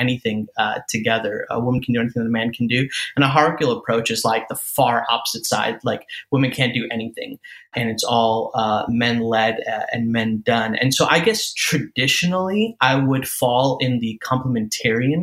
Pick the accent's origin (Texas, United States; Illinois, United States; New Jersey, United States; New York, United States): Illinois, United States; Chicago; I'm an Indian guy. And born and raised in the Chicagoland area